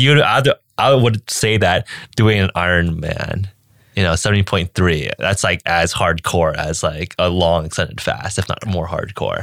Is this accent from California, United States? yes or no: yes; California, United States; I'm American and born, raised, grew up in California